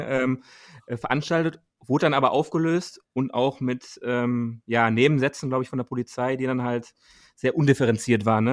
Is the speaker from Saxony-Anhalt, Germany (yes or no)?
no; Dortmund, North Rhine-Westphalia, Germany; wir kommen ja aus Dortmund selber